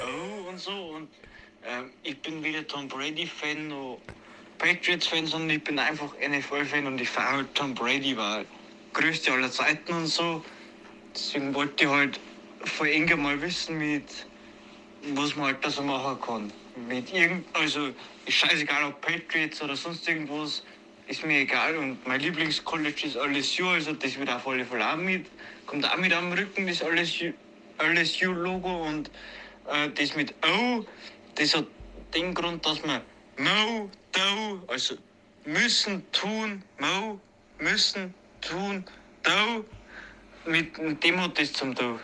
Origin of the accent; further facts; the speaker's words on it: Regensburg, Bavaria, Germany; accent: Upper Palatinate dialect; unsere wunderschöne Oberpfalz und unseren wunderschönen Dialekt